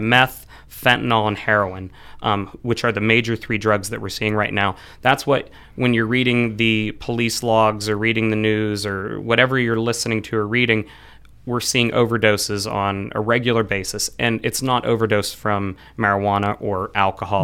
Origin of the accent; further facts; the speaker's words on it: Frenchville, Pennsylvania, United States; also born or lived in Pittsburgh; I grew up in Frenchville, so the northeast part of Clearfield County